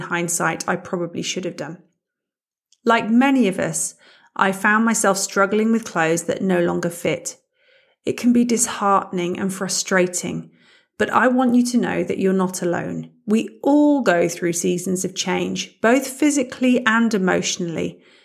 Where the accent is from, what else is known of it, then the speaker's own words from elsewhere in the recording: United Kingdom; moved away as an adult; now in Germany; As you can probably hear, I'm British, but I've been living in Germany for the past eighteen years